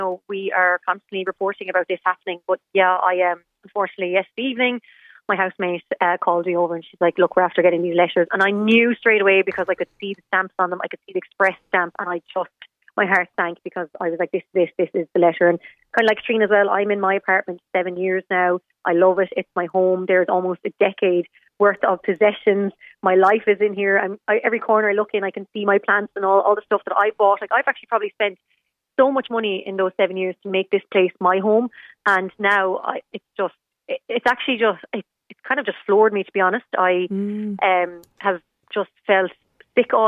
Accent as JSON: {"language": "English", "town": "Galway", "region": "Connacht", "country": "Ireland", "moved": "yes", "lives_now": "Limerick, Ireland", "said": "I'm from Galway originally"}